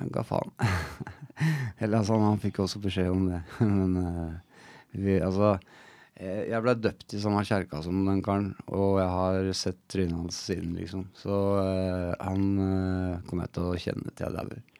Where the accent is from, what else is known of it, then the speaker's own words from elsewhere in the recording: Oslo, Norway; på et sted rett ved siden av der jeg vokste opp